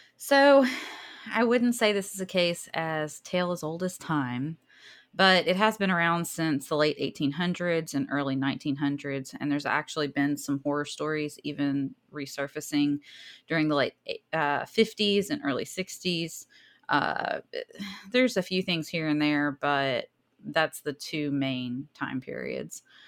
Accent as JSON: {"language": "English", "region": "the South", "country": "United States", "accent": "southern", "said": "My southern accent"}